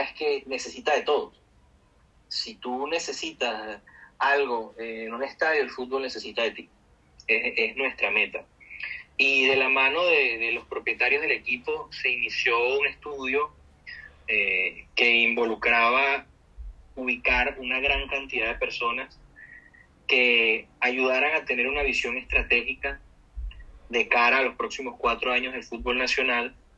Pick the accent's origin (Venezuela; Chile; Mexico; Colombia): Venezuela; yo creo en mi país, yo creo en la gente de mi país